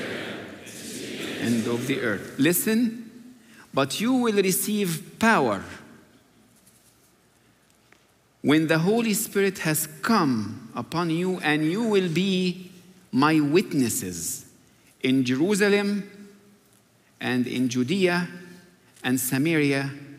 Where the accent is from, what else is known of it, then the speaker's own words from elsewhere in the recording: Egypt; moved away; growing up in Egypt